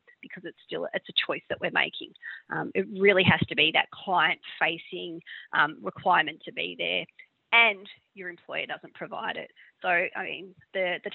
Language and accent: English; Victoria, Australia; I'm from Victoria